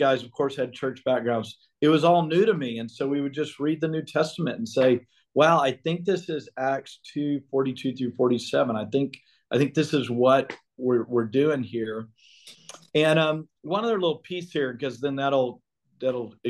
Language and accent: English; Beaumont, Texas, United States; where I grew up in Beaumont